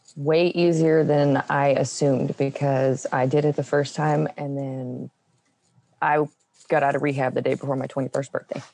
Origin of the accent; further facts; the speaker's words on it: New Mexico, United States; also born or lived in West Texas; I was born in West Texas, and I was I grew up in a little tiny town. And then when I was about seven, we moved to New Mexico